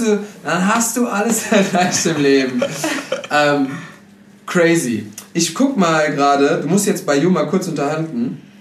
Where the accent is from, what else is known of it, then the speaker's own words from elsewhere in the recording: Germany; als Deutscher